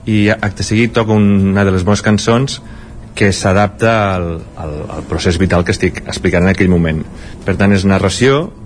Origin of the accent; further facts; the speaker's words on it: Miravet, Catalonia, Spain; jo sóc de Miravet